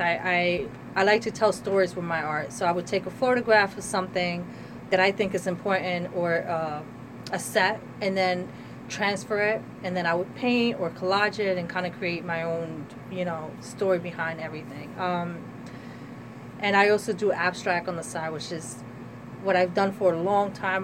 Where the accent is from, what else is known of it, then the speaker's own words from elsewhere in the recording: Trenton, New Jersey, United States; I am a Trenton resident, born and raised